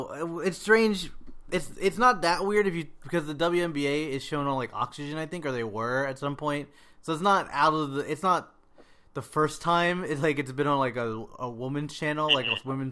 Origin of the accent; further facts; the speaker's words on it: North Carolina, United States; I was born in North Carolina